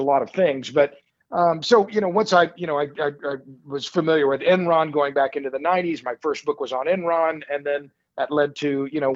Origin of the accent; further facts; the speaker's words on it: Tulsa, Oklahoma, United States; I'm born and raised in Tulsa, which for about 20 minutes was known as the oil capital of the world